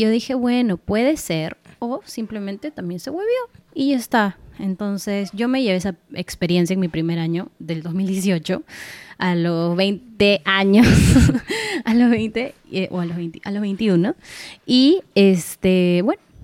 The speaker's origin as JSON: {"language": "Spanish", "country": "Peru", "also_born_or_lived": "Argentina", "said": "Como buena peruana que soy"}